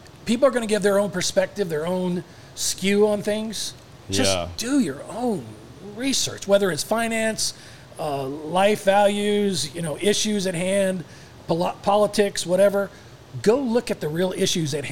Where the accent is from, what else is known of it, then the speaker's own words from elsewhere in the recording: Tucson, Arizona, United States; moved away as an adult; now in Dallas, United States; We were very close growing up in Tucson